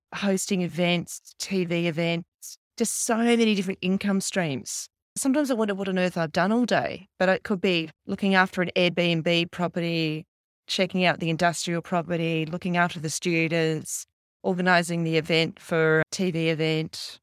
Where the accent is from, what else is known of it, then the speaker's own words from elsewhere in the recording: Canberra, Australian Capital Territory, Australia; I grew up in Canberra